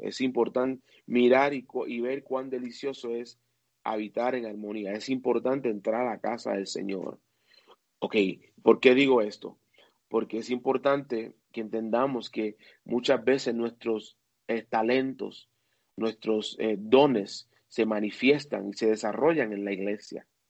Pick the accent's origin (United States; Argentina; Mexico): United States; New Jersey; en el pueblo donde yo me crié, en New Jersey, que es el estado cerca de Nueva York